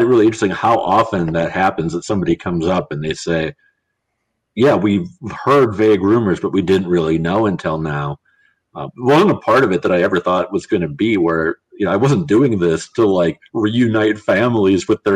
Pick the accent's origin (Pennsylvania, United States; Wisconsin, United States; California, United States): Wisconsin, United States; I am from Wisconsin, but I'm not from Milwaukee